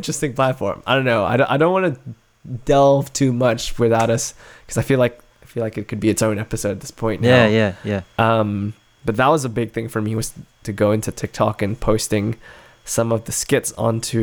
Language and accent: English; Adelaide, South Australia, Australia; my hometown of Adelaide